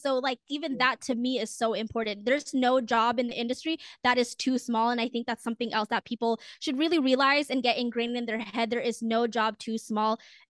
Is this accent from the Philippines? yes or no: yes; Philippines; that's kind of just really important to me as a woman of color and as a Filipino to just feel seen for once.